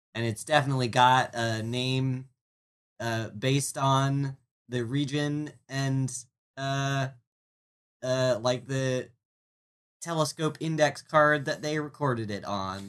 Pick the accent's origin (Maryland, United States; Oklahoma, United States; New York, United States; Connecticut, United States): Maryland, United States; I'm from Maryland